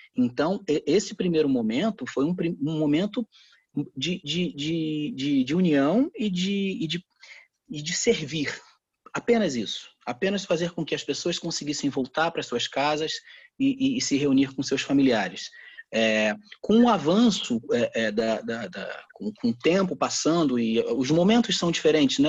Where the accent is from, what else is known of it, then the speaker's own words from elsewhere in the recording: Brazil; eu sou brasileiro